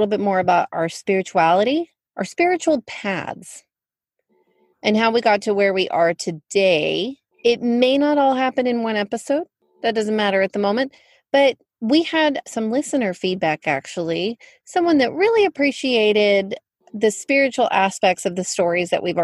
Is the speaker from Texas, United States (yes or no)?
yes; Fort Worth, Texas, United States; I was born in Fort Worth